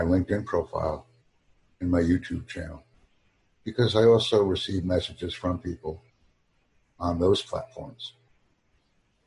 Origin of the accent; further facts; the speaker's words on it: United States; first language English; also born or lived in New York State; I put down America. Bokokugo, my main language, which is English, or my mother language